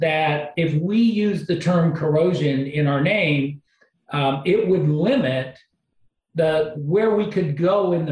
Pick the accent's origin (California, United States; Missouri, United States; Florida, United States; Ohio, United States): Ohio, United States; outside of Cleveland; I grew up outside of Cleveland